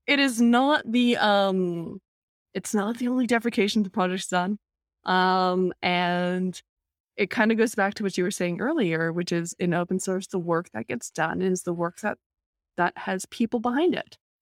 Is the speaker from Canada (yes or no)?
yes; Vancouver, British Columbia, Canada; Vancouver is a city that is, I would say is honestly 50%, if not more, um, people of East Asian descent